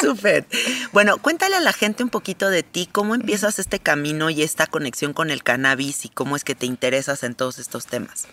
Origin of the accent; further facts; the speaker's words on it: Mexico; soy mexicana